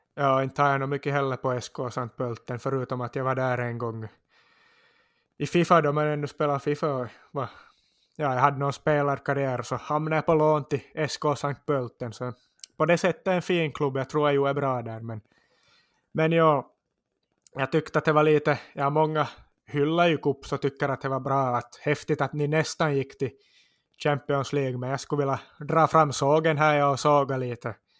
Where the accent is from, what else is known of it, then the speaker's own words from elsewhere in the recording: Korsholm, Ostrobothnia, Finland; identifierar jag mig nog också som österbottning och korsholmare och känner mig som hemma där också